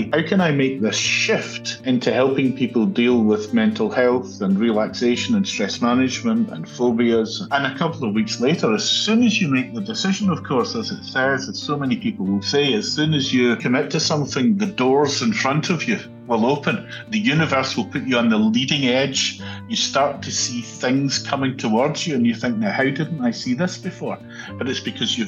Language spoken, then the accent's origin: English; Glasgow, Scotland, United Kingdom; So I was born and brought up in Glasgow in Scotland.